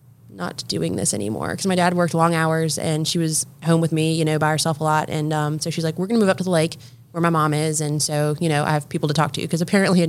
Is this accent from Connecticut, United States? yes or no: no; Cornelius, North Carolina, United States; So I grew up in Cornelius.